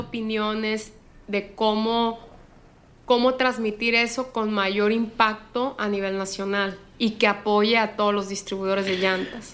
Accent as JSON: {"language": "Spanish", "region": "Sinaloa", "country": "Mexico", "said": "soy la única de Sinaloa"}